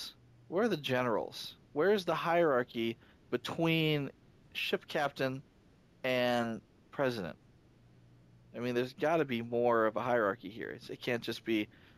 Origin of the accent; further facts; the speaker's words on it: United States; being an American